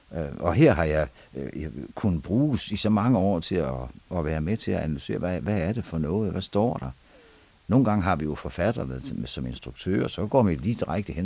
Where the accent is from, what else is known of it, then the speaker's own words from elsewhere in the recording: Vendsyssel, North Denmark Region, Denmark; moved away; also born or lived in Aarhus; vokset op, øh, på en stor gård op i Vendsyssel